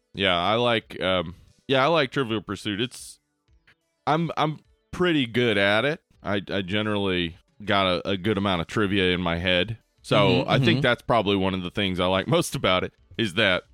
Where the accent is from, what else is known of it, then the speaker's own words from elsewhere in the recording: Liverpool, North West England, United Kingdom; I'm from Liverpool.